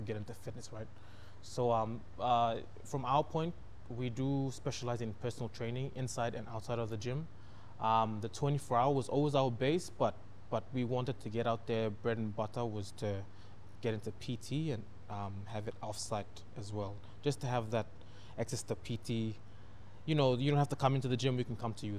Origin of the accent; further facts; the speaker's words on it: East New Britain, Papua New Guinea; I come from East New Britain